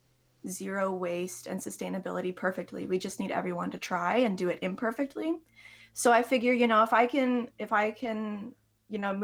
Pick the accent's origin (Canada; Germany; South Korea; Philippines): Canada; I am a Canadian music therapy student right now.